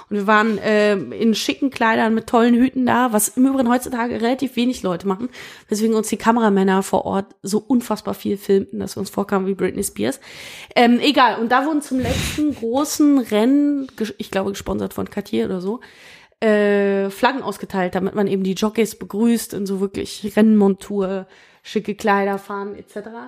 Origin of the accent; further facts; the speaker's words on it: Berlin, Germany; born there; so einen gewissen Lokalpatriotismus habe ich natürlich dadurch, dass es meine Geburtsstadt ist.